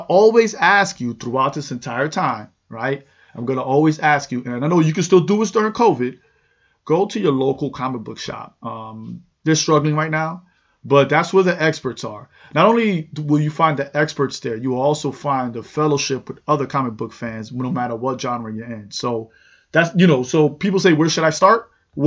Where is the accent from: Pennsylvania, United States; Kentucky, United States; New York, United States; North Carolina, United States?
New York, United States; New York City; I grew up in New York City